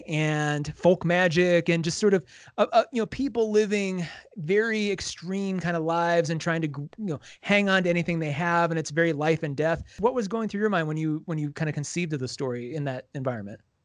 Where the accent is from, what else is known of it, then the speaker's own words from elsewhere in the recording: United States; as an American